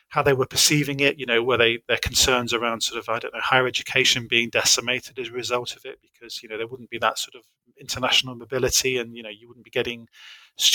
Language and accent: English; United Kingdom; a British person